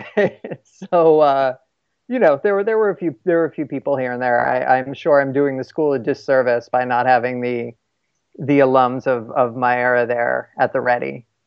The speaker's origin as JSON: {"language": "English", "town": "East Windsor", "region": "New Jersey", "country": "United States", "tie": "born or raised there", "said": "I am originally from a tiny town uh, called East Windsor in New Jersey"}